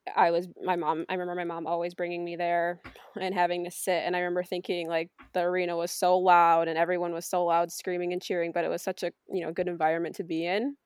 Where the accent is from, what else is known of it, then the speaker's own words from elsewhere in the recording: Taylor Hollow, New York, United States; So, I grew up in Taylor Hollow. I still live there